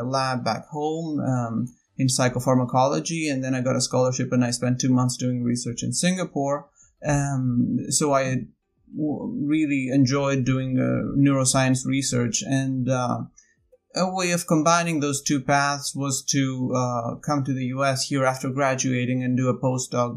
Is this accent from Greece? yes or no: yes; Athens, Attica, Greece; moved away as an adult; now in United States; I am from Athens, Greece. I grew up there.